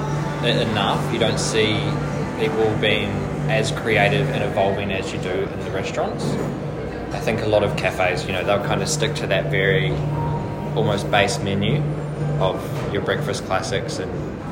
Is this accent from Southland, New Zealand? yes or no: no; Nelson, New Zealand; born or raised there; moved away; also born or lived in Christchurch, New Zealand